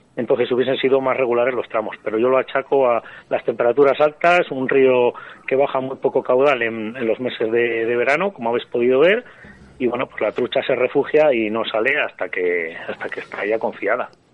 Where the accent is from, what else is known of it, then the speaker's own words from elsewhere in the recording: Burgos, Castile and León, Spain; aquí en, en Burgos, en mi tierra